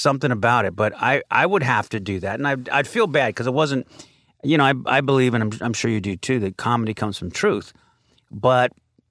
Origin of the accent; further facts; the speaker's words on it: Connecticut, United States; born there; I was born in Connecticut.